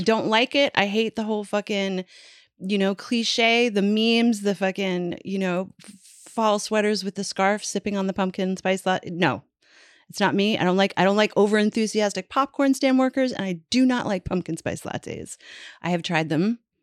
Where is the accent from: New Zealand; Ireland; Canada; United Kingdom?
Canada; I'm Canadian.